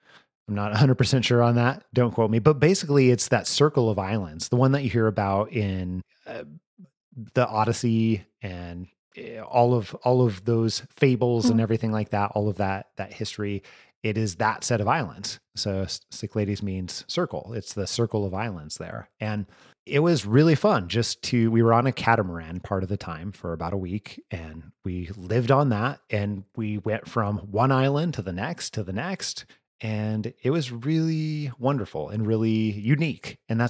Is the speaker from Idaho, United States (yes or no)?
yes; Idaho, United States; you and I have talked where I'm from Northern Idaho, you know, and I'm no stranger to mountains, right?